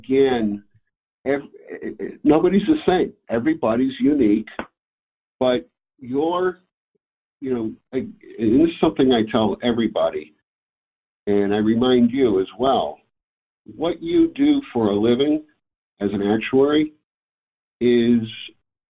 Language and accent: English; Hartford area, Connecticut, United States; I grew up in Connecticut, where in the Hartford